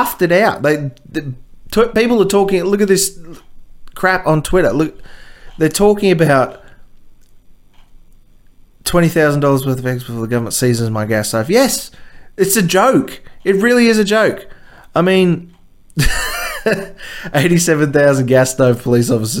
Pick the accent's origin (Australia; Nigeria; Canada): Australia; here in Australia